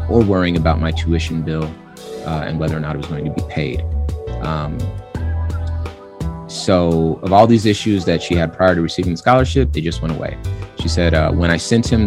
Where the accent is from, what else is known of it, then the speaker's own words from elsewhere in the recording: Compton, California, United States; I am from California. I was born in Compton, California